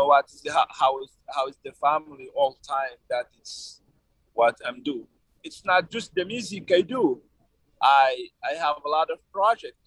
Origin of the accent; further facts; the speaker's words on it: Niger; English is a second language; also born or lived in Arlit / Niamey; in my hometown because I live in Chuntabraden